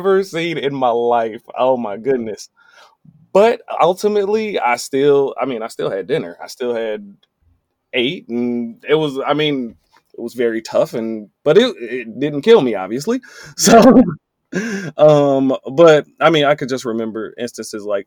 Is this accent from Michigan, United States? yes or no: yes; Benton Harbor, Michigan, United States; I'm from Benton Harbor, Michigan